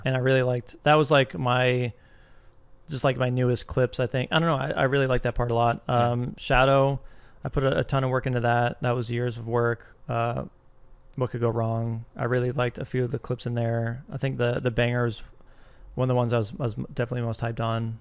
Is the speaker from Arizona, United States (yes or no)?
yes; Arizona, United States; I'm from Arizona